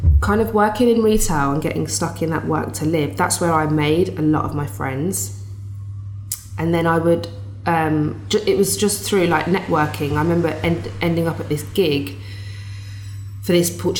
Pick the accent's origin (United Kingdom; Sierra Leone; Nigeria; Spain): United Kingdom; Birmingham, West Midlands; moved away as an adult; also born or lived in London; I'm this kid from Birmingham, doesn't know anyone